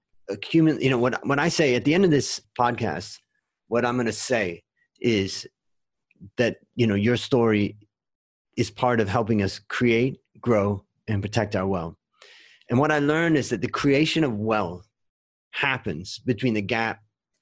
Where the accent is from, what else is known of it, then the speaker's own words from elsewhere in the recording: Ohio, United States; also born or lived in California; now in Thailand; I grew up in Ohio and then I moved to California